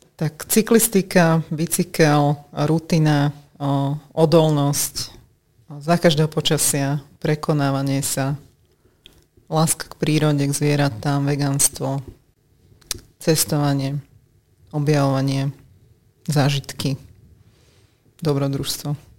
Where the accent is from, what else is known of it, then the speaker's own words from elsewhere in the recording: Vráble, Nitra Region, Slovakia; moved away as an adult; now in Bratislava, Slovakia; som pôvodne od Nitry, uh-huh. mestečko Ráble